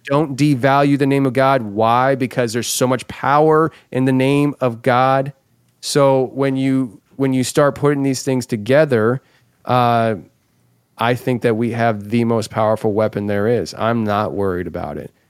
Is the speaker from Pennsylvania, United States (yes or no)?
yes; Philadelphia, Pennsylvania, United States; moved away as an adult; now in Tennessee, United States; I come from the Philadelphia area where I assume everybody wants to hurt me